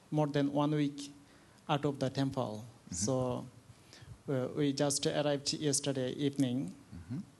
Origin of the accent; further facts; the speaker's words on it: Bangladesh; moved away as an adult; now in Thailand; we are Bangladeshi